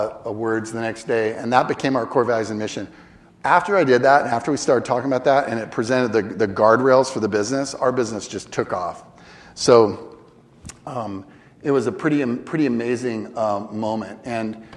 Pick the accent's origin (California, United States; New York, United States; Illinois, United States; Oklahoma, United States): California, United States; Northern; I grew up in Northern California